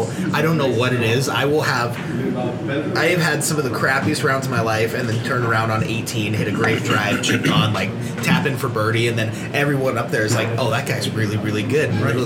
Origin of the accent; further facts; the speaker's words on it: Centralia, Washington, United States; Okay, I'm from Centralia, Washington. We have this.